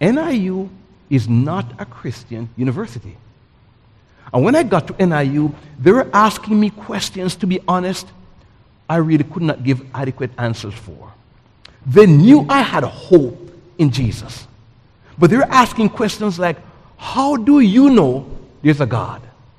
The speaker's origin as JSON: {"language": "English", "country": "Jamaica", "moved": "yes", "lives_now": "United States", "said": "I came from Jamaica in 1984."}